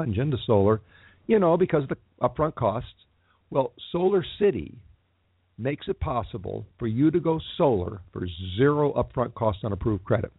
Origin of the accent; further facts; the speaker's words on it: Los Angeles, California, United States; I'm a native Californian. I was raised in Los Angeles